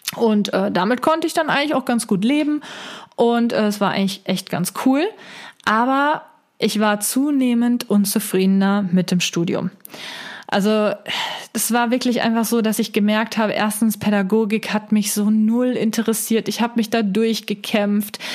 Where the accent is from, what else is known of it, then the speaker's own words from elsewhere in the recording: Siegen, North Rhine-Westphalia, Germany; also born or lived in Wuppertal; bin ich zuerst in die Uni Siegen gegangen und ähm, weil die halt äh, in meiner Heimat ist.